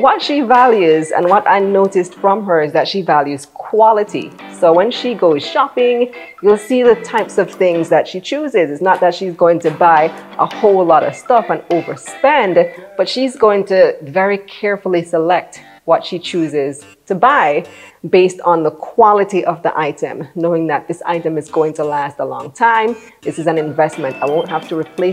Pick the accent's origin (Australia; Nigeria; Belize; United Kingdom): Belize; moved away as an adult; now in Jamaica; I'm actually from Belize, born and raised